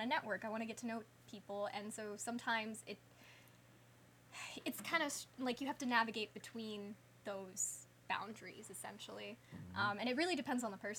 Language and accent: English; Birmingham, Alabama, United States; also born or lived in Hyderabad, India; I grew up in Birmingham, Alabama